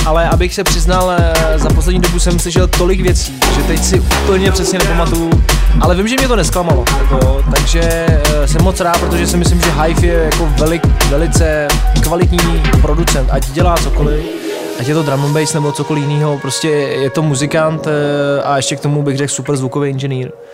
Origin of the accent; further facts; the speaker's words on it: Czechia; tady u nás v Čechách